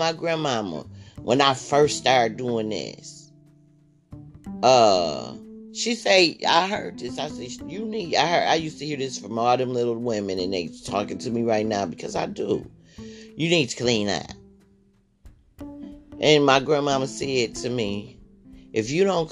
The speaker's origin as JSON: {"language": "English", "region": "Michigan", "country": "United States", "tie": "born or raised there", "also_born_or_lived": "Chicago", "said": "I grew up here in Michigan"}